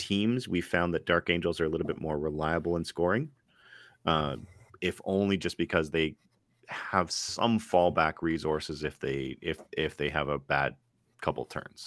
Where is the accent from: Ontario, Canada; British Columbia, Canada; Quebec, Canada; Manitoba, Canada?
Quebec, Canada; I was raised in Quebec